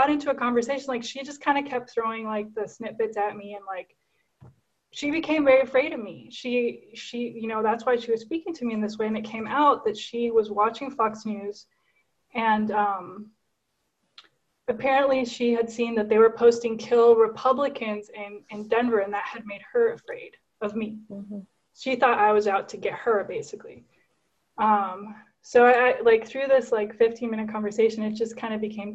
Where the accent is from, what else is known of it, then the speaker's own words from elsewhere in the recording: Guatemala; now in McCook, United States; I was born and raised in Guatemala. So I'm actually Guatemalan.